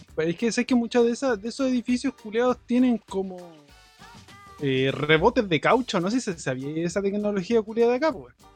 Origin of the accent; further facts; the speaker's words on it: Chile; now in Japan; me, comí el, terremoto de, Chile y cuando me vine para Japón